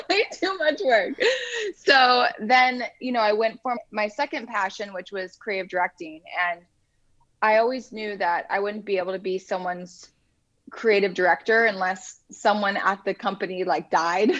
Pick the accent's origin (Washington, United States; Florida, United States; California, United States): California, United States; Huntington Beach; moved away as an adult; now in Los Angeles, United States; i'm from orange county i okay. i grew up in surf city huntington beach